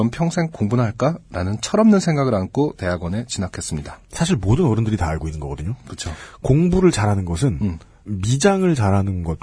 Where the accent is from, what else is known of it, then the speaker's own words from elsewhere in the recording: South Korea; now in United States; 나 한국에서 왔다.